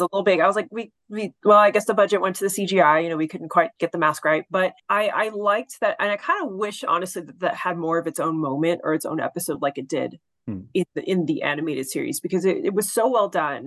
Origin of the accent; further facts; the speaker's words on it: Texas, United States; accent: southern; I am from Texas